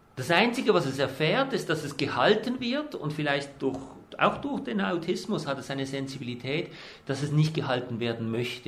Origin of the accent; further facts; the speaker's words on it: Switzerland; also born or lived in New Zealand; bei uns in der Schweiz